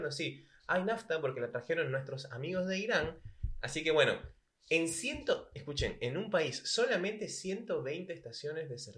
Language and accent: Spanish; Venezuela; moved away as an adult; now in La Plata, Argentina; momento que yo llegué a Argentina desde Venezuela